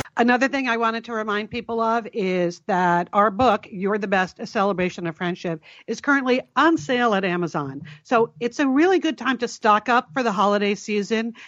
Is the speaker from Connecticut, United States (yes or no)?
yes; Connecticut, United States; when we were growing up in Connecticut, and both of our parents were from New Haven